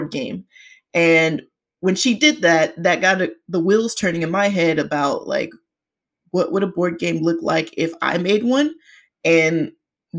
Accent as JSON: {"language": "English", "town": "Atlanta", "region": "Georgia", "country": "United States", "tie": "born or raised there", "also_born_or_lived": "Florida", "said": "I was born and bred in Georgia. If someone wanted specifics, more Atlanta-ish than any other part of Georgia."}